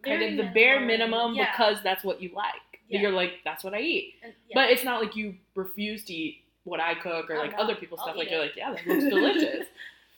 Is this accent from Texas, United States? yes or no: yes; Texas, United States; growing up in Texas